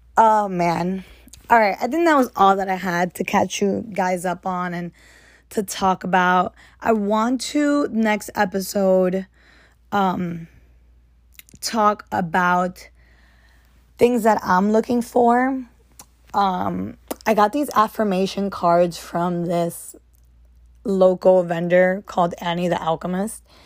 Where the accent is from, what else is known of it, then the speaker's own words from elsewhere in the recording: United States; as an American